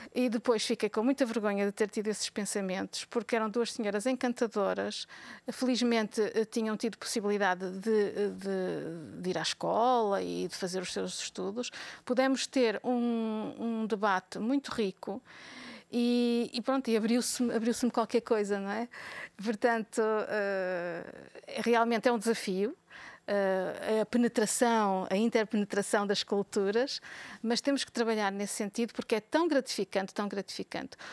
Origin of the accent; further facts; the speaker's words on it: Portugal; now in Belgium; Somos portugueses, somos também europeus